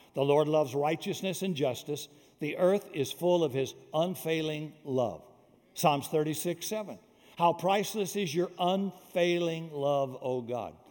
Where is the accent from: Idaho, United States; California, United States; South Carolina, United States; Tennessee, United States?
South Carolina, United States; I am from South Carolina, deep South, before Martin Luther King, be- before there was uh, uh, freedom and uh, laws against racism and bigotry. So all that stuff went on when I was a kid raised in the South.